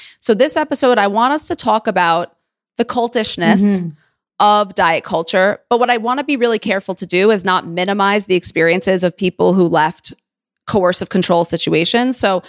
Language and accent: English; New York City, New York, United States; I'm a Jew from Queens.